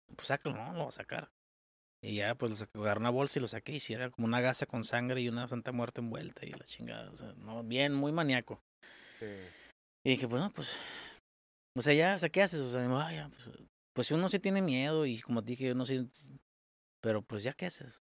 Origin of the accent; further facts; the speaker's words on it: Mexico; como mexicanos merecemos mucho más